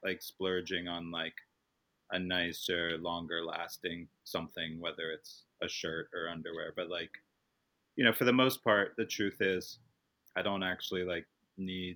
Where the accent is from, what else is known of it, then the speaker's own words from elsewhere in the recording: Baltimore, Maryland, United States; moved away; I grew up in Baltimore